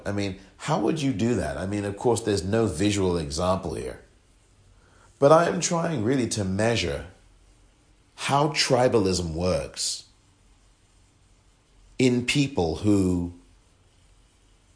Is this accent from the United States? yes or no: no; England, United Kingdom; I'm from England